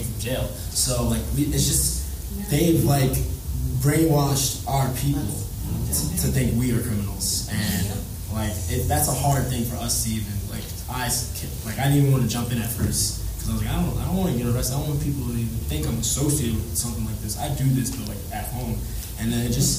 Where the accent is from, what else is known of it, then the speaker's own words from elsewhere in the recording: New York City, New York, United States; moved away as an adult; now in Boston, United States; I'm originally from Brooklyn, and that definitely what I saw growing up. I grew up in East New York and Crown Heights